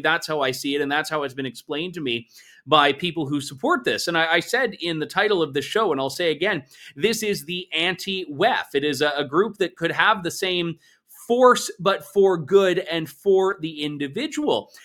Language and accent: English; London, Ontario, Canada; I am normally coming to you from London. Uh, today, I'm also coming to you from London, albeit uh, very much a different London, a bit more of a vibrant one. No offense to my hometown